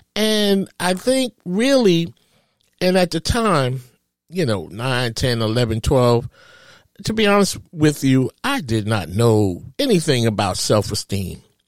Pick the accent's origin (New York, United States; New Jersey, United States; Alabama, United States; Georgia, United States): New York, United States; New York City; growing up in Harlem, USA